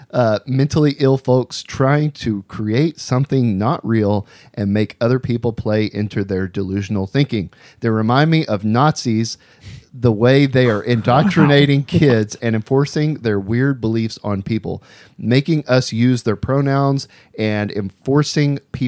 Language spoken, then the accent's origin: English; Seattle, Washington, United States; I have been born and raised in Seattle, and I see it everywhere.